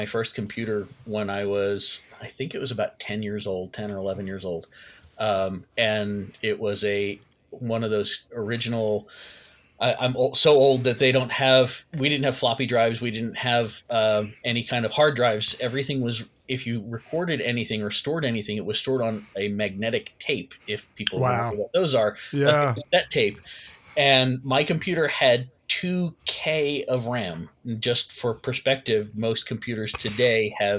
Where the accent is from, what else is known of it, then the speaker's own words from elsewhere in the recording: New Jersey, United States; I grew up in South Jersey, so it was a local school.